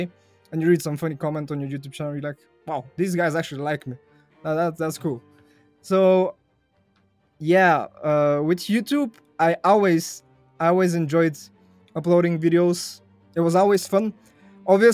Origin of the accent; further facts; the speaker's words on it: Bulgaria; first language Bulgarian; English is a second language; in Bulgarian, my native language